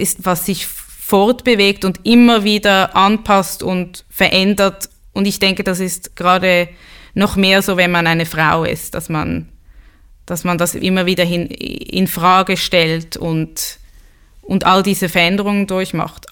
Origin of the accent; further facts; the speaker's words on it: Switzerland; ich bin halb Schwedin und bin in der Schweiz geboren, war oft in Schulen, wo ich die einzige Jüdin war